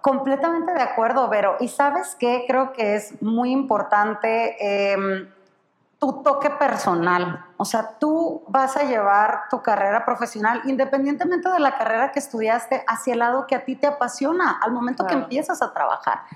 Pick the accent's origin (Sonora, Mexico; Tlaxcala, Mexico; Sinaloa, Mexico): Sonora, Mexico; moved away as an adult; also born or lived in Baja California; soy de Sonora, pero estudié en, en Baja